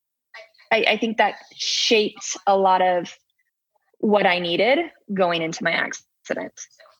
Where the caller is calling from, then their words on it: Salt Lake City, Utah, United States; Salt Lake City, Utah, United States.